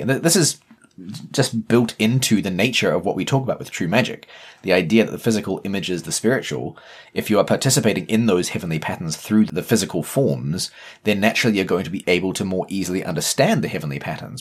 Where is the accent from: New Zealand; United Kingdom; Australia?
New Zealand; accent: Kiwi; As a Kiwi